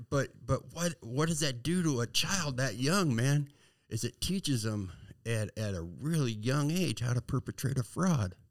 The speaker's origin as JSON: {"language": "English", "town": "San Diego", "region": "California", "country": "United States", "tie": "born or raised there", "said": "I was born and raised in San Diego"}